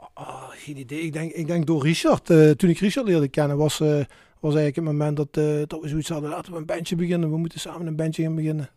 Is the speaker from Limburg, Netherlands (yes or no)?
yes; Maastricht, Limburg, Netherlands; geboren en getogen in Maastricht.